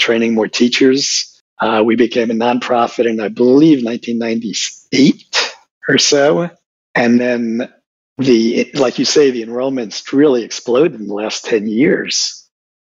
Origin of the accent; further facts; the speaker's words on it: Puerto Rico; moved away as an adult; also born or lived in New York City, United States / New Orleans, United States; I went to grammar school, junior high, and high school in Puerto Rico, graduated in 1966